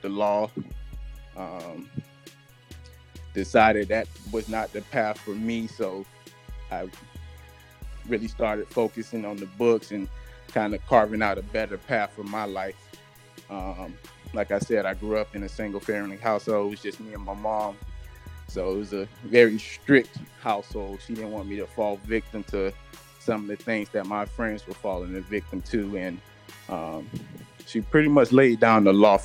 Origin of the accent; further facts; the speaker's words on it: Boynton Beach, Florida, United States; moved away as an adult; also born or lived in Tallahassee, Florida / Jacksonville, Florida; I'm originally from Boynton Beach, Florida. Born and raised.